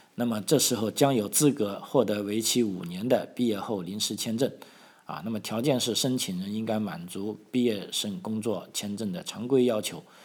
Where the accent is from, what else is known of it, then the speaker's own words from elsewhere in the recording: China; now in Australia; 我们中国的这个，啊，红领巾也好，这个共青团也好